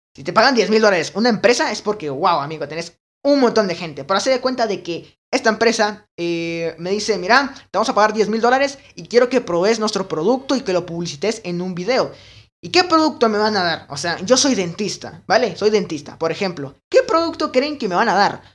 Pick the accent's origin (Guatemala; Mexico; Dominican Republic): Guatemala; en mi país, Guatemala